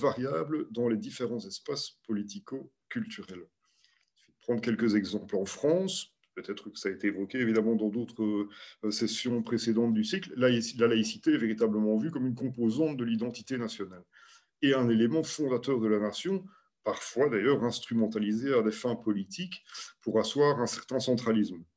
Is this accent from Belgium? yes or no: yes; Belgium; chez nous, en Belgique